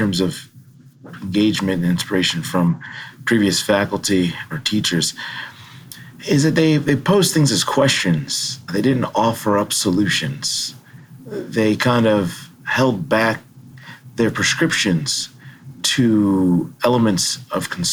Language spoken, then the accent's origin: English; Washington, District of Columbia, United States; also born or lived in Baltimore, Maryland / New Haven, Connecticut; now in Madison, United States; Growing up in Washington, D.C., with access to free museums and AC during the summer